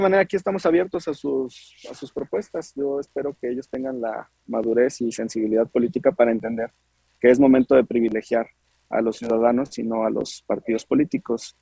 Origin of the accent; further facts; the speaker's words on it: Guadalajara, Jalisco, Mexico; yo soy originario de Guadalajara, la segunda ciudad más importante del país